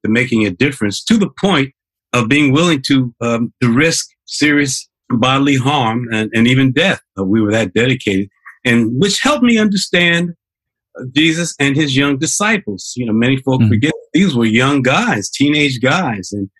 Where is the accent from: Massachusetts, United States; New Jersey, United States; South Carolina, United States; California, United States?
New Jersey, United States; East Orange; also born or lived in Farmville, Virginia / Newark, New Jersey; But I grew up in Newark and East Orange, New Jersey.